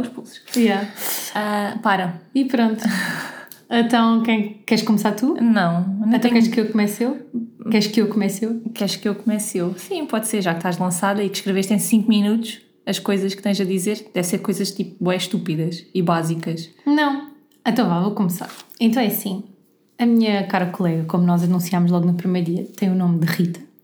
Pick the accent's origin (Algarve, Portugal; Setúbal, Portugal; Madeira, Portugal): Algarve, Portugal; accent: Algarve; now in Lisbon, Portugal; E eu sou algarvia, mas com uma costela alentejana